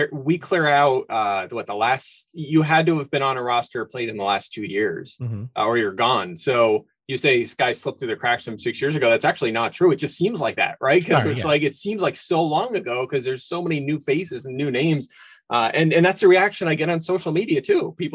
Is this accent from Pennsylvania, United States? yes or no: yes; Philadelphia, Pennsylvania, United States; I grew up in the Philly area.